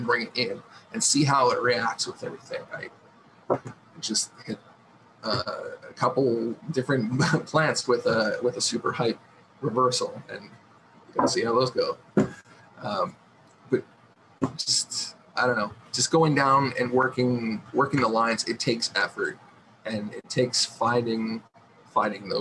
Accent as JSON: {"language": "English", "country": "Canada", "said": "I'm Canadian"}